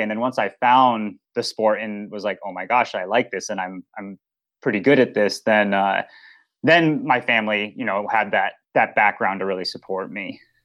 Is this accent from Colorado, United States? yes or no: yes; Boulder, Colorado, United States; I grew up in Boulder, Colorado